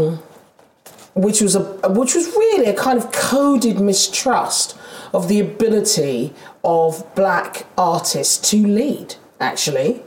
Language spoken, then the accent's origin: English; London, United Kingdom; accent: Londoner; I'm a Londoner. You can hear I'm a Londoner. I'm a goddamn South East Londoner.